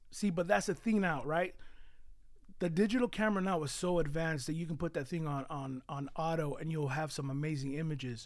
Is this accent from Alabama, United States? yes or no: no; San Jose, California, United States; also born or lived in Mexico; I was born in Mexico. Um, I was brought here at three years old. Um, and I was born, oh, sorry, well, I was raised on the east side of San Jose